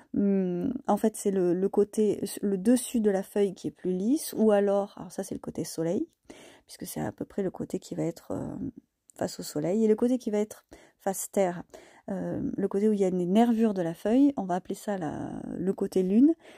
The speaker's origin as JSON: {"language": "French", "area": "Causse", "region": "Occitania", "country": "France", "tie": "born or raised there", "said": "je vis dans le Lot, dans le Quercy, et je suis née dans le Cos"}